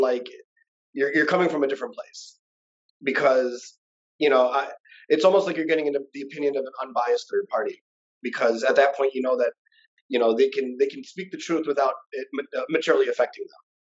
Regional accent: Michigan, United States; moved away as an adult; now in Las Vegas, United States; we're both obviously from Michigan

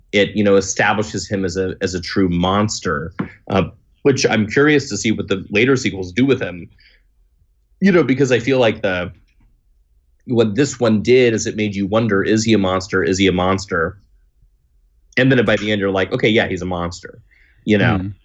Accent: Texas, United States; now in Los Angeles, United States; I was born in California, uh, before I, this is before I moved to Texas, where I grew up

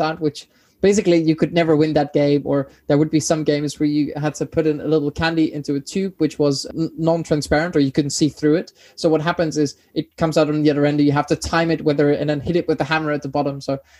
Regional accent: Netherlands; now in The Hague, Netherlands; my hometown, Duisburg, a very small town

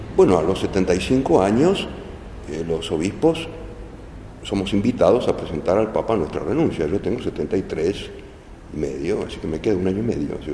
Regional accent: Argentina; los argentinos somos argentinos

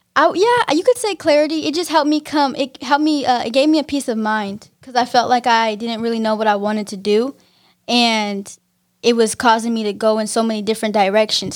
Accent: Pittsburg, California, United States; I'm from Pittsburgh, California

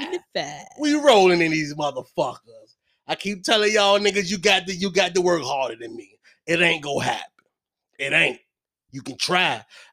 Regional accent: Hopewell, Virginia, United States; I'm from Hopewell.

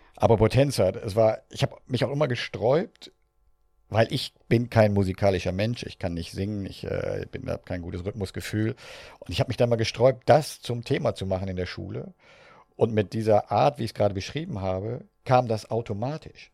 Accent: Northern Germany, Germany; wie ich groß geworden ja, bin. in Norddeutschland, wie man an meinem Dialekt sicher hört

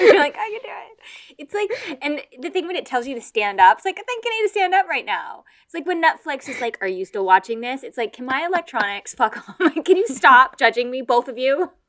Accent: United States; now in Kent, United Kingdom; I'm American

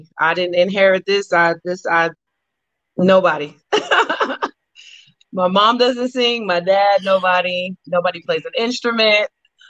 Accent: Columbus, Georgia, United States; also born or lived in Oklahoma; I am from Columbus, Georgia.

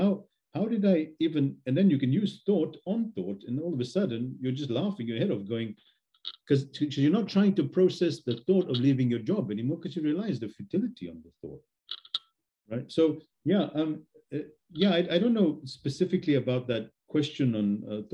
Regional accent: Australia; I was raised in Australia

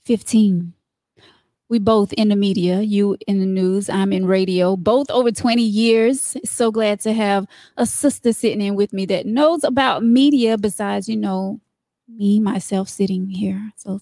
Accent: Darlington, South Carolina, United States; Darlington. I'm actually from, born and raised.

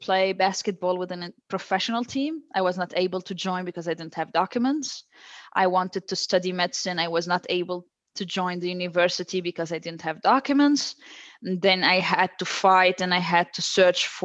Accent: Lebanon; now in Brazil; I was born in Lebanon.

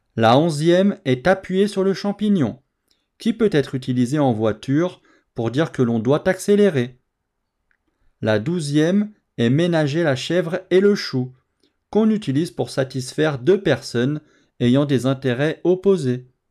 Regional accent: France; je suis français

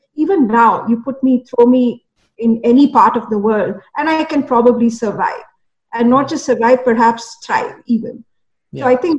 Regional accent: India; also born or lived in Kuwait; So I grew up actually partly in Kuwait, and then we moved to India when I was about seventh grade or so.

